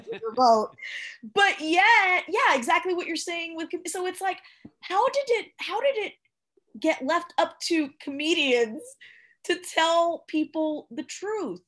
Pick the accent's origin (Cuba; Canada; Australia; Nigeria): Cuba; moved away; I was born in Cuba